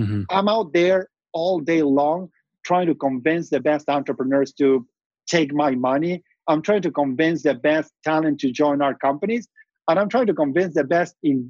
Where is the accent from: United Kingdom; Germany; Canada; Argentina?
Argentina; moved away as an adult; now in Silicon Valley, United States; Growing up in Argentina